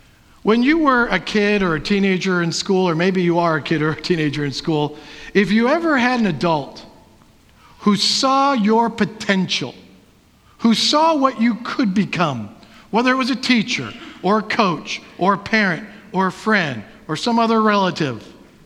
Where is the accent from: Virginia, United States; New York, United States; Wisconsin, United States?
Wisconsin, United States; I am a Packer fan because in the past, I was born and raised in Wisconsin.